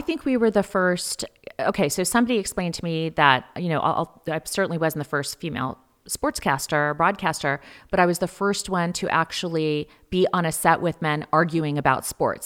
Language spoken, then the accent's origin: English; San Diego, California, United States; we we grew up in San Diego